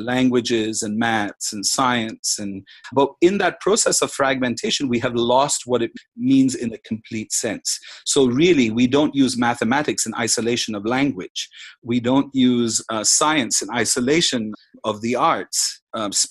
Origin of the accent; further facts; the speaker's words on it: India; now in Macau; I'm Indian